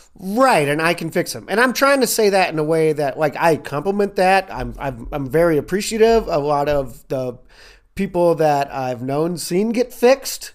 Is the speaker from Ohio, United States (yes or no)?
no; Louisville, Kentucky, United States; accent: southern twang; moved away as an adult; also born or lived in Chicago / Los Angeles; I'm from Louisville, Kentucky